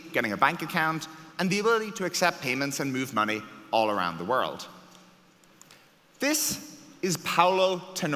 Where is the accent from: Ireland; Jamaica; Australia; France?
Ireland; I was born in Ireland